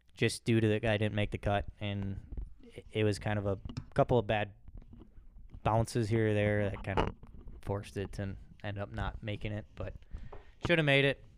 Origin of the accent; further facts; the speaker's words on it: Raymond, United States; also born or lived in Claire City; I'm from Raymond, a small town